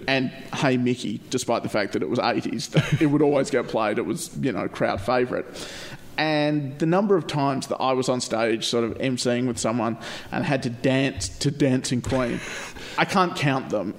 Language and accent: English; Perth, Western Australia, Australia; And I'm like, "Australia," and she's like, "Oh, which part of Australia?" And I'm like, oh, "Perth,"